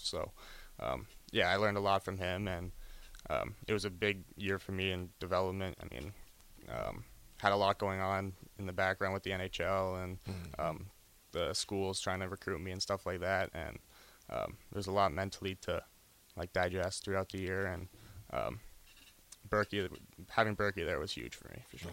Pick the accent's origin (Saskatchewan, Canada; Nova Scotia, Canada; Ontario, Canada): Ontario, Canada; Ottawa; now in Lincoln, United States; I'm from Orleans, Ontario.